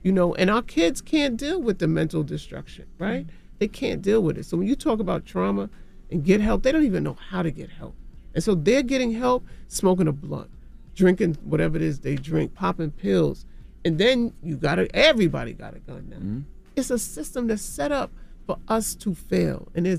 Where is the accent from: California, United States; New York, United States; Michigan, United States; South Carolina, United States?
New York, United States; New York City; I'm from Jamaica, Queens.